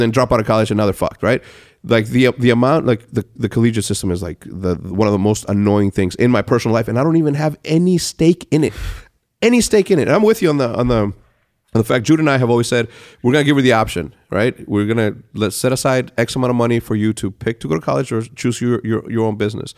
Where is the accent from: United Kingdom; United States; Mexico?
Mexico; moved away; growing up in Mexico the way that I did, we're all, like, cookie cutter